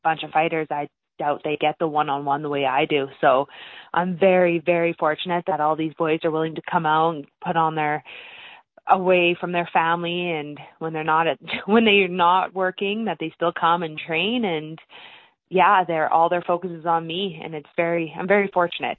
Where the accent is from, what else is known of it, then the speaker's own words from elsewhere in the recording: Lethbridge, Alberta, Canada; I'm from Lethbridge